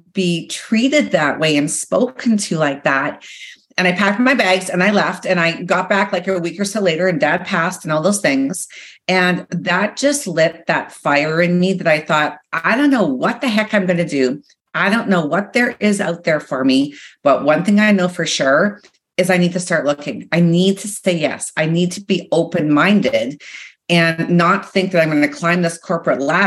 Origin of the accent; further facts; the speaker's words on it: Regina, Saskatchewan, Canada; moved away as an adult; I had left where I grew up, which was Saskatchewan, Regina